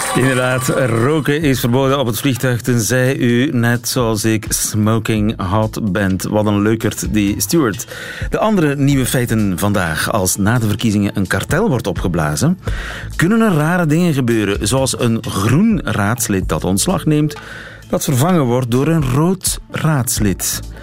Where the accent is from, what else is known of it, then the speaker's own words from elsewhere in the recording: Ghent, Flanders, Belgium; Als Gentenaar zit ik mij ook af te vragen